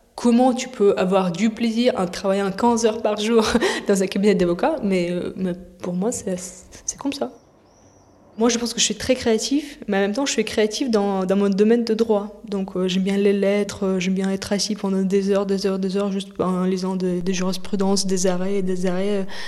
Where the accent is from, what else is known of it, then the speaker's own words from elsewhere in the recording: Moscow, Russia; now in France; je suis née à, Moscou dans les années 90